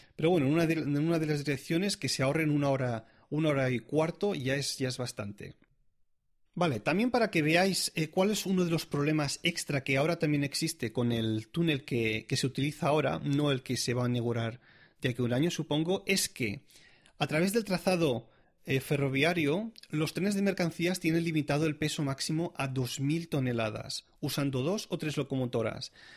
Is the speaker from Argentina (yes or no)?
no; Catalonia, Spain; moved away as an adult; now in Zurich, Switzerland; como catalán que soy